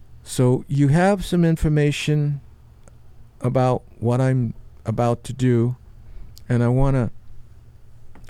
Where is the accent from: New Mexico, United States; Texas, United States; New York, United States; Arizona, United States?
New York, United States; New York City; growing up in New York City